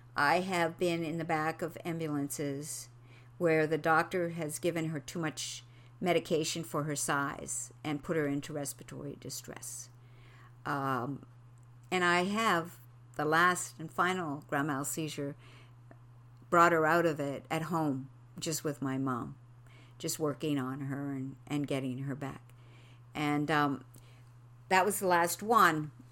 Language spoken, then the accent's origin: English; Quebec, Canada; moved away; I'm from Quebec.